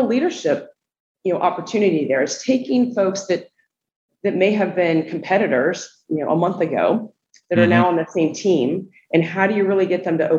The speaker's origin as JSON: {"language": "English", "town": "Columbus", "region": "Ohio", "country": "United States", "tie": "born or raised there", "also_born_or_lived": "Atlanta, Georgia", "moved": "as an adult", "lives_now": "Charleston, United States", "said": "I grew up in Columbus, Ohio. So I'm a Midwesterner"}